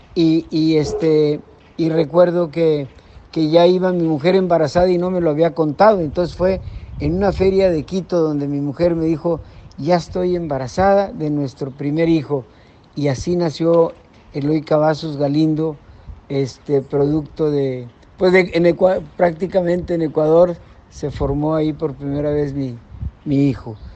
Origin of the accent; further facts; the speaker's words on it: Guadalupe, Nuevo León, Mexico; aquí mi tierra, aquí que les menciono, en Guadalupe, Nuevo León